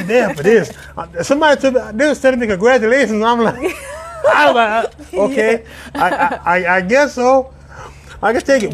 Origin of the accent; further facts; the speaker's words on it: Orangeburg, South Carolina, United States; I'm from the bird